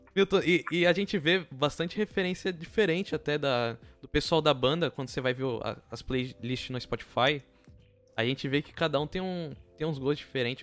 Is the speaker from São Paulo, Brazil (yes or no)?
yes; São Vicente, São Paulo, Brazil; como morador de São Vicente